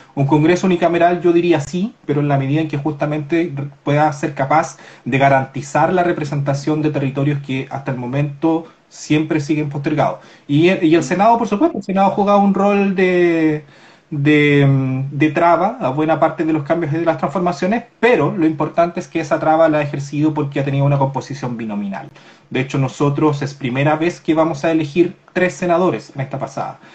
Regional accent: Corral, Los Ríos, Chile; yo soy de Corral

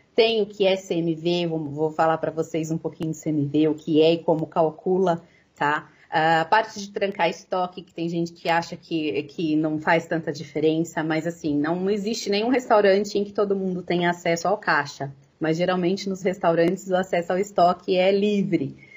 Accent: Americana, São Paulo, Brazil; eu sou de Americana, tá? É, pertinho de Campinas

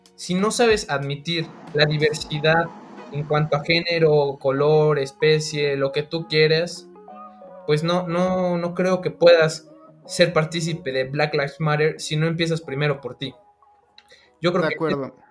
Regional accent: Mexico; como ciudadano mexicano

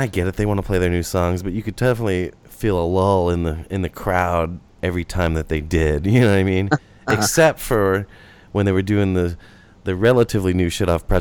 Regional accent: St. Louis, Missouri, United States; I'm from St. Louis

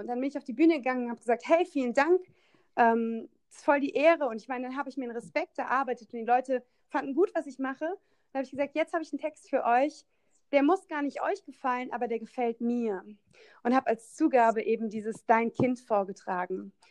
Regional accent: Koblenz, Rhineland-Palatinate, Germany; in meiner Heimatstadt in Koblenz, ich komme aus Koblenz

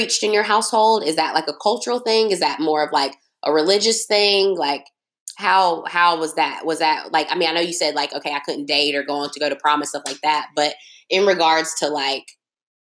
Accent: United States; as an American woman, someone who was born here

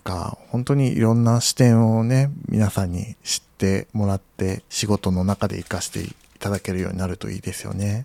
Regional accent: Nagasaki, Japan; accent: Nagasaki dialect; もともと僕その出身が長崎なので、はい、まあ自宅ではあの長崎弁でしか喋らない

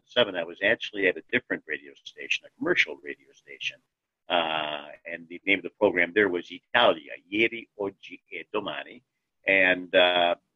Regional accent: Cleveland, Ohio, United States; I was born in Cleveland, Ohio, just like my wife, Connie

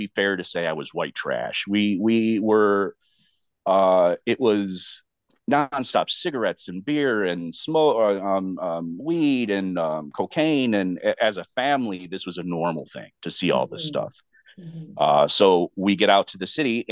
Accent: Chicago, Illinois, United States; it was pretty bad schooling in Chicago when I was younger

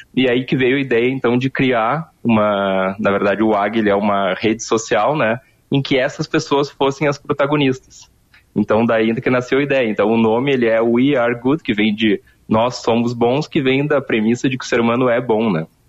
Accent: Porto Alegre, Rio Grande do Sul, Brazil; eu sou de Porto Alegre

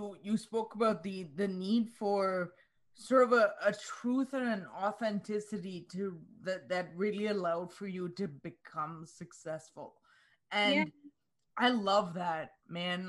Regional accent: India; moved away as an adult; now in Canada; I'm Indian by birth, and when I moved to Canada in 2000

